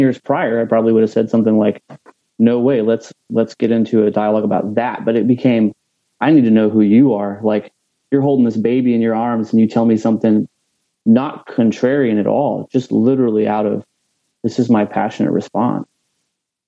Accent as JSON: {"language": "English", "town": "Corpus Christi", "region": "Texas", "country": "United States", "said": "I'm from Corpus Christi, Texas, which is pretty much as southest as it gets"}